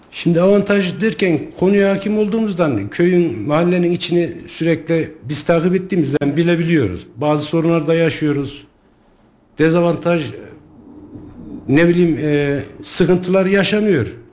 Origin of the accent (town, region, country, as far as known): Sarız, Kayseri Province, Turkey